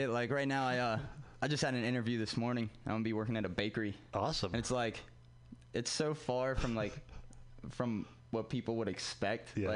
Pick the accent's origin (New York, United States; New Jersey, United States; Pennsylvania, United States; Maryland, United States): Maryland, United States; Baltimore; moved away as an adult; I'm from Baltimore.